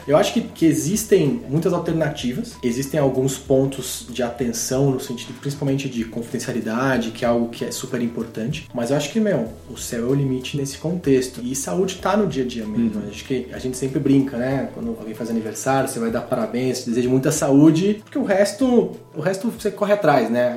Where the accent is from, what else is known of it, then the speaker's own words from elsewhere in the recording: Brazil; a gente como brasileiro